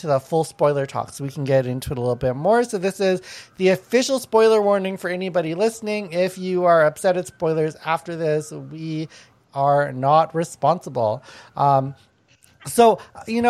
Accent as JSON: {"language": "English", "country": "Canada", "said": "as a Canadian"}